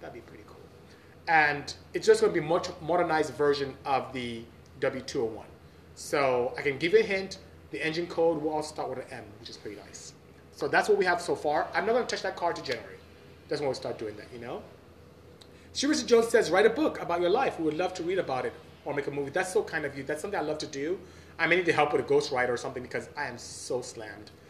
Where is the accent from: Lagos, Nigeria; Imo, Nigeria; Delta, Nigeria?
Imo, Nigeria; Obuduku; also born or lived in Aba, Nigeria; I'm from the south, southeast. So um, I live in a city called Aba in Imo State and I'm from Obuduku, which is in Imo State as well.